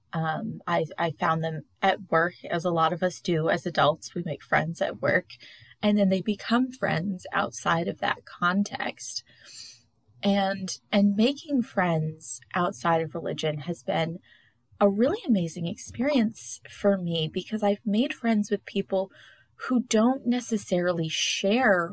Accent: the Bible Belt, the South, United States; the hundreds of churches in my hometown, because I do live in the middle of the Bible Belt

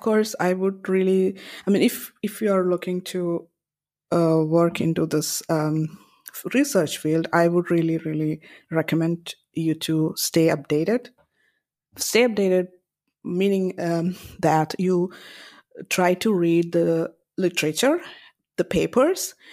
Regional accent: Kerala, India; moved away; I come from India and, uh, I grew up in North and Cor-, Kerala in South India

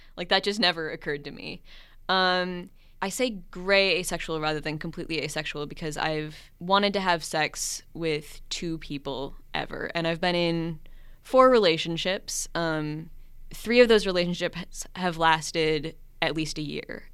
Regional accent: Minnesota, United States; moved away as an adult; I am from Minnesota originally, but I went to college out of state and now I'm back.

